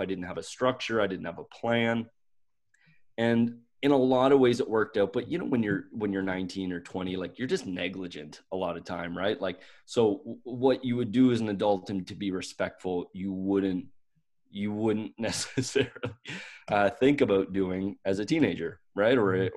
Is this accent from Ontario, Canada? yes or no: no; Stellarton, Nova Scotia, Canada; I grew up in Nova Scotia, Canada